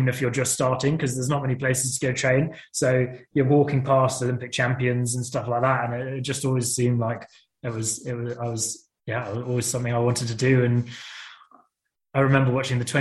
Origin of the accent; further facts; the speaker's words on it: United Kingdom; being a British athlete